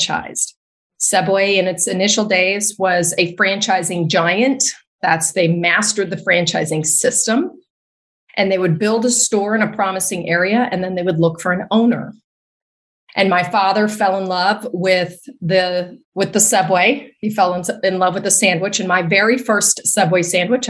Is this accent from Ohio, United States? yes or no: no; Arkansas, United States; also born or lived in Theodosia, Missouri / Mountain Home, Arkansas; I was actually born and raised in Arkansas.